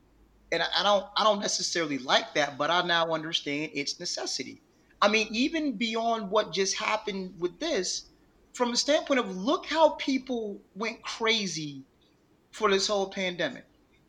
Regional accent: Buffalo, New York, United States; now in Texas, United States; I'm born and raised in Buffalo, New York.

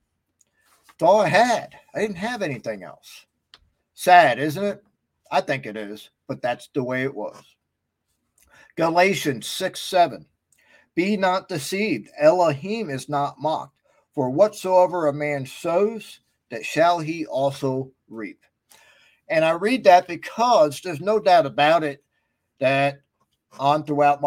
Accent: West Milford, New Jersey, United States; back when I grew up in West Milford, New Jersey

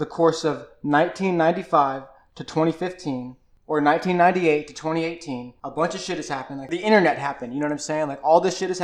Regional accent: Alabama, United States; I grew up in Alabama

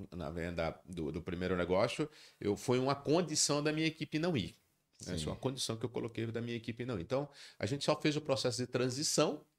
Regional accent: Natal, Rio Grande do Norte, Brazil; eu queria voltar para minha terra, eu queria voltar para Natal, e era uma oportunidade.

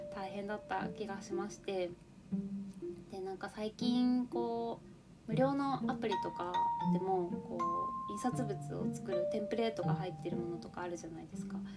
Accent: Yamagata, Japan; 私の地元の山形県

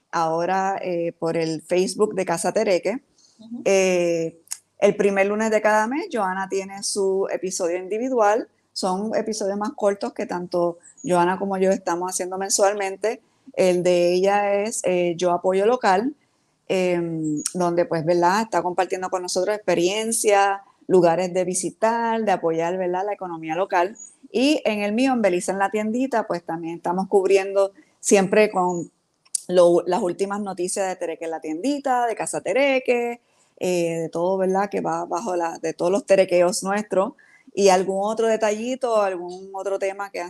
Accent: Puerto Rico; moved away; esa conexión con la diáspora puertorriqueña y las diferentes razones eh, por la cual de momento salimos de Puerto Rico, ¿verdad?

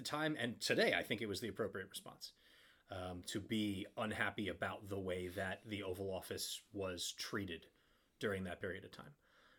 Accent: Long Island, New York, United States; also born or lived in Queens, New York / Manhattan, New York; now in Brooklyn, United States; So I'm a native New Yorker. I've never lived, with the exception of two semesters in college, I've never lived more than about 45 minutes from where my house is right now. Born in Queens. I grew up on Long Island, the very shallowest part of Long Island, both geographically and socially.

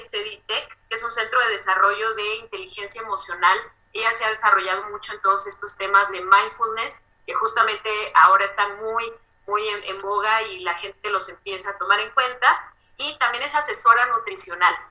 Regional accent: Saltillo, Coahuila, Mexico; now in Mexico City, Mexico; yo soy de Saltillo, yo conozco la dieta del norte

